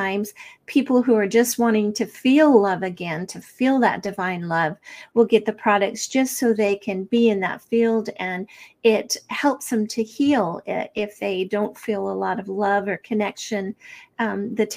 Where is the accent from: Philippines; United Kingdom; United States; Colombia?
United States; Snowflake, Arizona; I grew up in Snowflake, Arizona